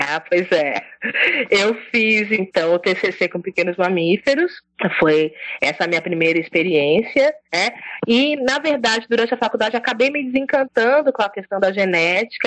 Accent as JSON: {"language": "Portuguese", "region": "São Paulo", "country": "Brazil", "tie": "born or raised there", "also_born_or_lived": "Teodoro Sampaio / Capão Bonito", "moved": "as an adult", "said": "ali da periferia de São Paulo, da zona sul de São Paulo, uma região periférica. Cresci ali, passei minha infância em São Paulo"}